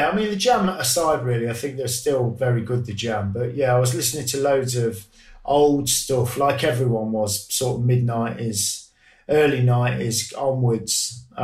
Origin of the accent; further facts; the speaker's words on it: Grantham, East Midlands, United Kingdom; my hometown of Grantham